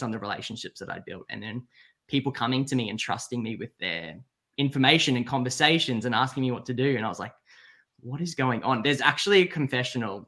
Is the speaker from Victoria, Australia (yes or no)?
no; Brisbane, Queensland, Australia; now in Sydney, Australia; I'm from Brisbane.